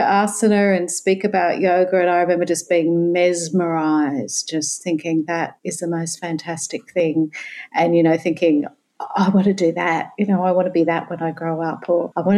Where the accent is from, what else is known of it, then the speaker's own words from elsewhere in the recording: Sydney, New South Wales, Australia; moved away as an adult; now in Brisbane, Australia; I'm a Sydney girl. I now live in Brisbane, but I was originally from Sydney